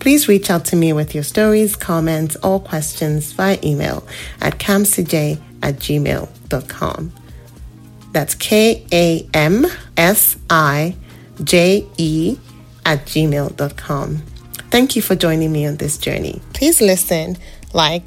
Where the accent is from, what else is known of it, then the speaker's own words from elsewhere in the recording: Nigeria; moved away as an adult; now in British Columbia, Canada; I'm a Nigerian currently living in British Columbia, Canada. I moved to Canada 10 years ago from Nigeria